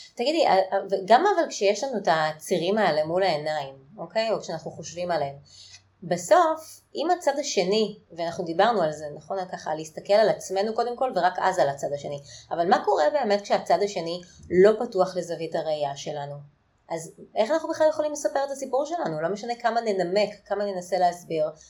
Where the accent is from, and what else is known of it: Israel